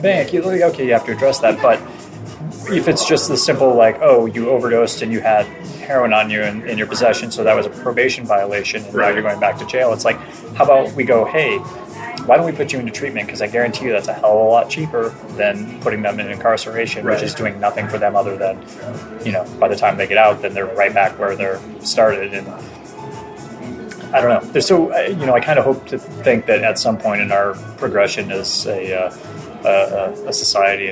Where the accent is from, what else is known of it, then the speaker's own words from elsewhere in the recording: Miami, Florida, United States; moved away; I grew up in Miami and that was normal